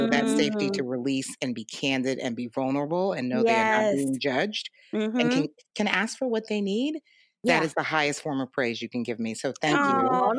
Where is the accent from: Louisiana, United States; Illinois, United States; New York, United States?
New York, United States; New York City; But I think the real definition of where my journey started is growing up in New York, native New Yorker, wasn't raised by either of my parents, was raised by maternal parents